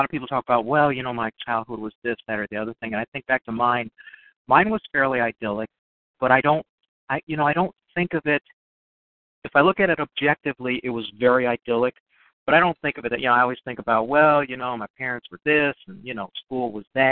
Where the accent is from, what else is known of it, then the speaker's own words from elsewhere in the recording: Chicago, Illinois, United States; I grew up in Chicago, which is really, really different than most every other place